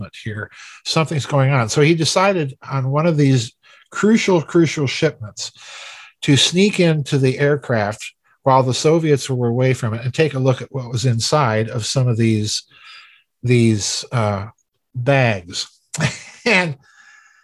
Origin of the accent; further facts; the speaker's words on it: South Dakota, United States; my home state of South Dakota